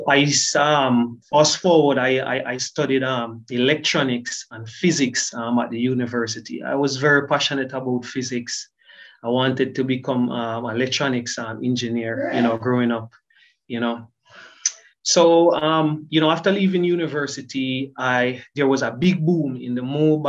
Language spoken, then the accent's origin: English; Kingston, Jamaica; I was born and raised in Kingston, Jamaica